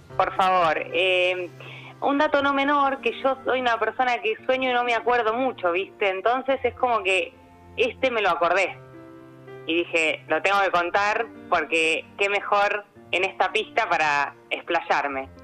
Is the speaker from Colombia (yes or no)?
no; Chacabuco, Buenos Aires Province, Argentina; yo estoy en este momento acá en Buenos Aires, pero soy de Chacabuco